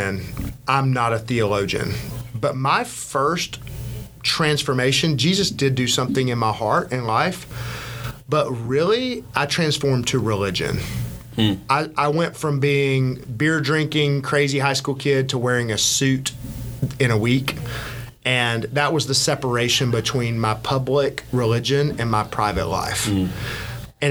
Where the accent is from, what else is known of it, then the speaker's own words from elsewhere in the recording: Birmingham, Alabama, United States; moved away as an adult; now in Atlanta, United States; I grew up in Birmingham, Alabama